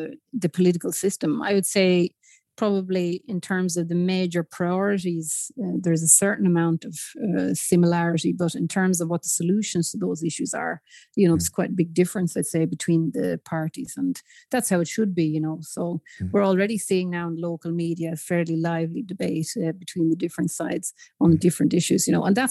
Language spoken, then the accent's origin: English; Newbridge, Leinster, Ireland; now in Sigtuna, Sweden; I'm from Newbridge in County Kildare originally.